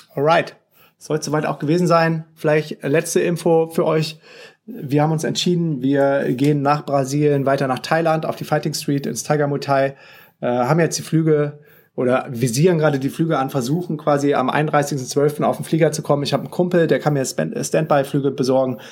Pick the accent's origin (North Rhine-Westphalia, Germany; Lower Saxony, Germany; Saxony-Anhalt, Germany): North Rhine-Westphalia, Germany; Düsseldorf; das ist nämlich meine Heimatstadt